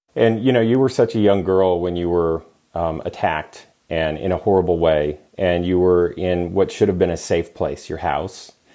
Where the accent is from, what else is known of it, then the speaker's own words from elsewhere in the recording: California, United States; now in Las Vegas, United States; my home state, California